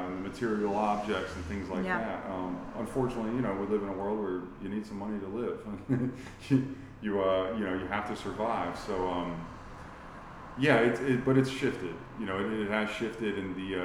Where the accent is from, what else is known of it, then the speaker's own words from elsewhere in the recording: St. Petersburg, Florida, United States; being born and raised in sunny St. Pete, Florida